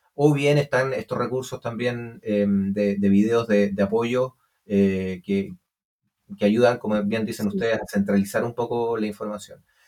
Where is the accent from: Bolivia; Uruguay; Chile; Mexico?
Chile; Santiago, Santiago Metropolitan; also born or lived in Alto Palena; Yo nací en Santiago, pero viví mis cuatro años en un pueblo que se llama Alto Palena